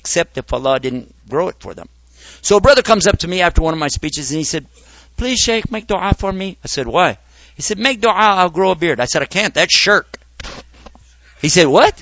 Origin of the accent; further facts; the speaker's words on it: United States; in my society as an American